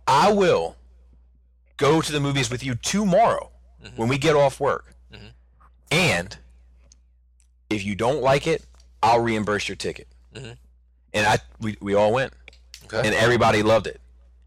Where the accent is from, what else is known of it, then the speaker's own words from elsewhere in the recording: New Zealand; accent: New Zealand; You probably couldn't hear it through my New Zealand accent.